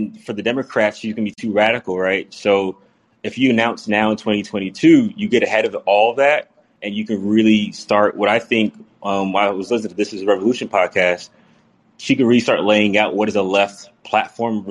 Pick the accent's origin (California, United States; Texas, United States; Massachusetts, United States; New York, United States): New York, United States; I grew up in New York